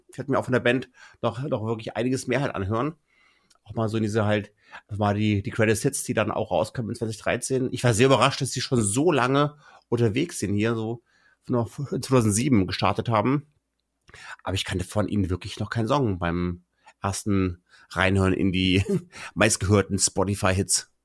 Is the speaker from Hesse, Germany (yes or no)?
yes; Kassel, Hesse, Germany; ich bleibe auch in Deutschland und gehe in meine Heimatregion Kassel